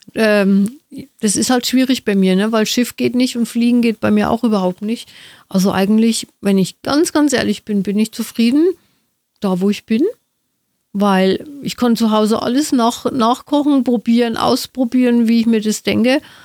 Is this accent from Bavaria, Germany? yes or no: yes; Nuremberg, Bavaria, Germany; bei uns in Nürnberg